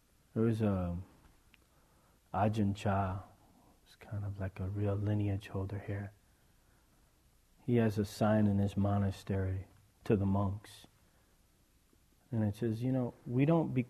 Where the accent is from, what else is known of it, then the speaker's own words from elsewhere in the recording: East Coast, United States; I was raised on the East Coast into a pretty crazy family